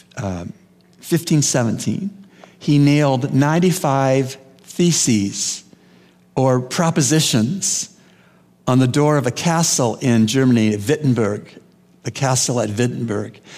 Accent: Canada; moved away; I grew up in Canada

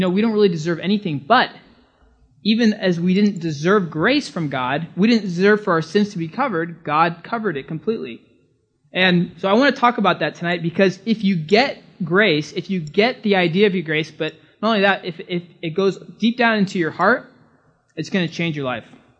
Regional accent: California, United States; moved away as an adult; now in Bahamas; I'm from California

